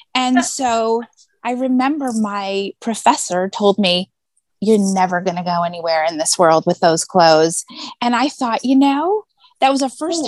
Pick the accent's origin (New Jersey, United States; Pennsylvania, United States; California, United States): California, United States; La Jolla; now in New York City, United States; I grew up in uh, a place called La Jolla, California.